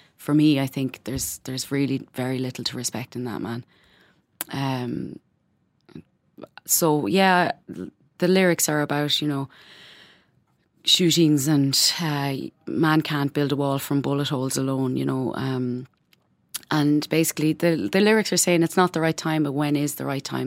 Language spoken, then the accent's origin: English; Ireland; moved away as an adult; now in Berlin, Germany; growing up in Catholic Ireland